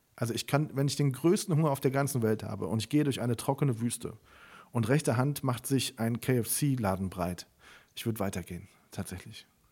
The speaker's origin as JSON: {"language": "German", "town": "Siegburg", "region": "North Rhine-Westphalia", "country": "Germany", "tie": "born or raised there", "moved": "as an adult", "said": "ich bin ja in Siegburg aufgewachsen"}